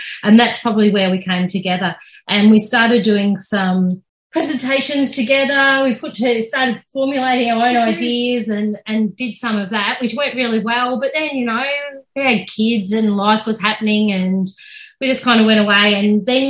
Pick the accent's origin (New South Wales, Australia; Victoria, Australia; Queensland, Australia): Victoria, Australia; Ararat; growing up in Ararat. We went to Ararat West Primary School, then to AC